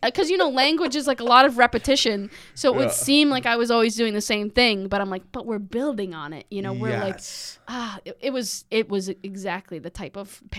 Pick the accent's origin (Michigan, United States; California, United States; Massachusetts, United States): Massachusetts, United States; Well, I would say I'm from Massachusetts, but then I would say Western Mass.